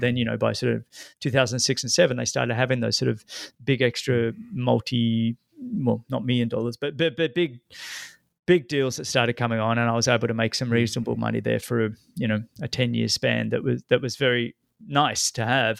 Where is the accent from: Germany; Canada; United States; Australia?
Australia; growing up in Australia